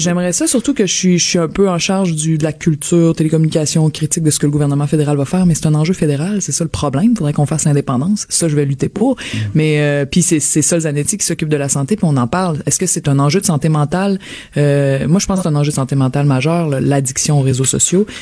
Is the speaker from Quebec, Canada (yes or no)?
yes; Quebec, Canada; accent: Québécois; also born or lived in London; j'ai un accent québécois en anglais